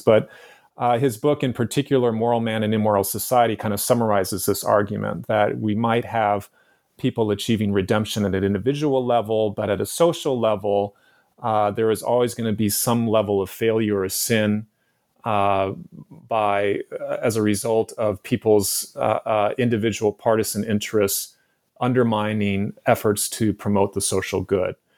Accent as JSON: {"language": "English", "town": "San Francisco", "region": "California", "country": "United States", "tie": "born or raised there", "also_born_or_lived": "San Diego", "said": "my childhood growing up in San Francisco in the nineteen seventies and nineteen eighties"}